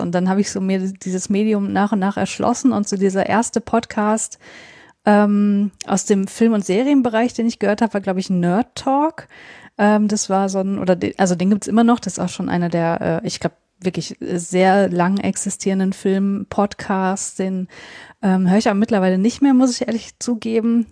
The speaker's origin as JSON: {"language": "German", "region": "North Rhine-Westphalia", "country": "Germany", "tie": "born or raised there", "moved": "as an adult", "lives_now": "Leipzig, Germany", "said": "Nordrhein-Westfalen, wo ich eigentlich herkomme. So also Niederrhein ist, ist quasi das Gebiet, wo, wo ich aufgewachsen bin."}